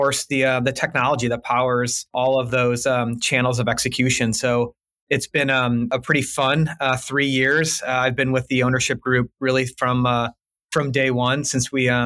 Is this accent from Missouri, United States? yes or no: yes; St. Louis, Missouri, United States; I'm born and raised in St. Louis